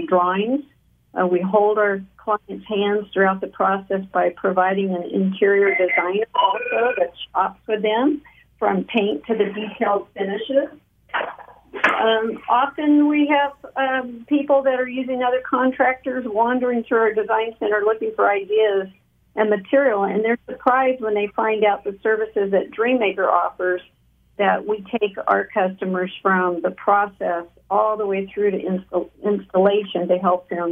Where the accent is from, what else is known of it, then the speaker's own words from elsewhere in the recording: Taft, California, United States; I am a native of Kern County, born and raised in Taft